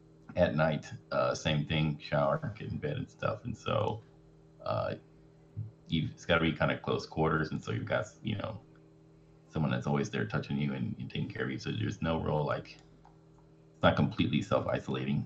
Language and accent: English; Houston, Texas, United States; And then I went to college about an hour away from my hometown by myself. And then I moved back home in Houston